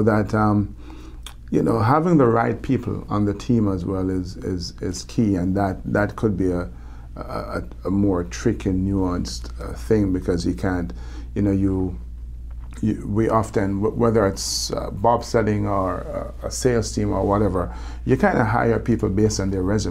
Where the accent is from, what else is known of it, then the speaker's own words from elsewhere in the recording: Jamaica; accent: Jamaican; moved away; I love my Jamaican accent